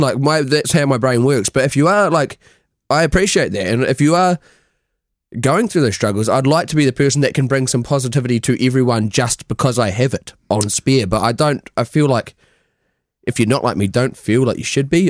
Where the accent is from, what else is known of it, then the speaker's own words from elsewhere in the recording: New Zealand; moved away; we're from New Zealand